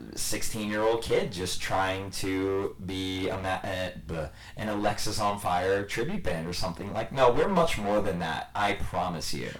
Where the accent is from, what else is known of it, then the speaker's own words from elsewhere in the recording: New Jersey, United States; New Jersey, and you drive a certain way growing up around here